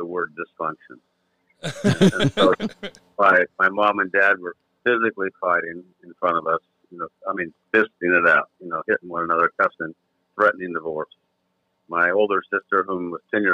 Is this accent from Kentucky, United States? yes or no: no; California, United States; Being raised in California